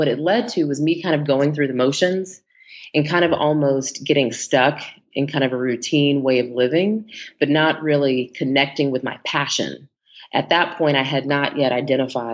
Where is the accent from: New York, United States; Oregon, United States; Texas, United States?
Texas, United States; moved away as an adult; now in Los Angeles, United States; I am originally from Texas, and I love to start with that because I am a true native Texan, although I do reside in Los Angeles, California